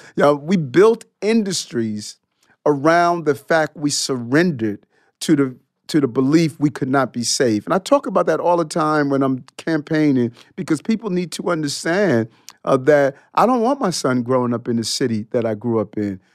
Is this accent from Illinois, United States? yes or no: no; New York City, New York, United States; also born or lived in Brooklyn, New York; I grew up in, uh, between Brooklyn and Queens. I lived in Brooklyn until I was seven years old